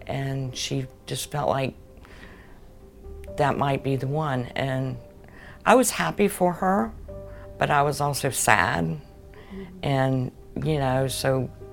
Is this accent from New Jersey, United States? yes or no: no; Jacksonville, Florida, United States; also born or lived in Tallahassee; I'm a Jacksonville native. I've always been here. I was born and I'm from Jacksonville.